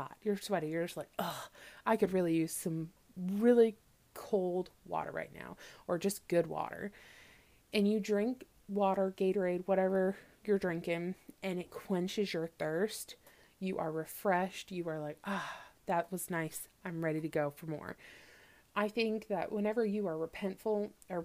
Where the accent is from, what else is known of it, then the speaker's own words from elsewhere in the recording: Missouri, United States; I grew up in Missouri, in the middle of the U.S.